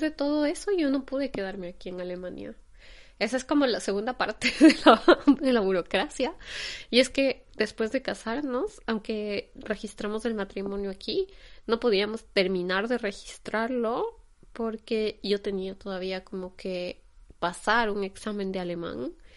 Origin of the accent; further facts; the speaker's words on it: Quito, Pichincha, Ecuador; moved away as an adult; now in Germany; de Quito, Ecuador, que es de donde vengo